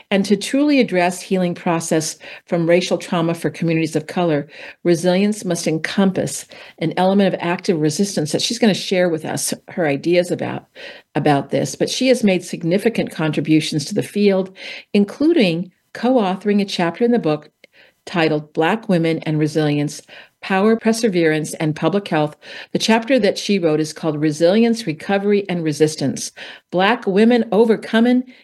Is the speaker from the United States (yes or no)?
yes; California, United States; We're both from California.